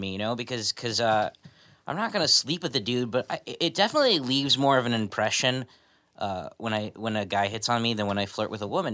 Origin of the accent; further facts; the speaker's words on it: Los Angeles, California, United States; I'm from Tarzana